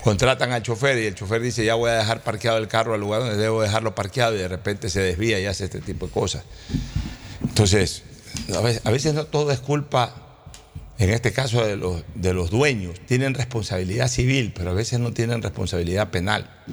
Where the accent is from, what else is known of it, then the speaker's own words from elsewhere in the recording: Ecuador; nosotros como ecuatorianos